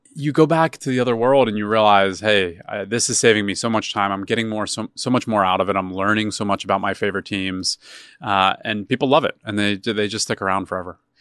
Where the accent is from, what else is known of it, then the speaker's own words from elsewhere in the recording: Philadelphia, Pennsylvania, United States; moved away; I'm originally from Philadelphia.